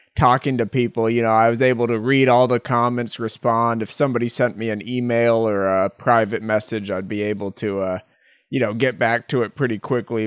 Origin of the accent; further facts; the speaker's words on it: Massachusetts, United States; moved away; That's where I am, my, my hometown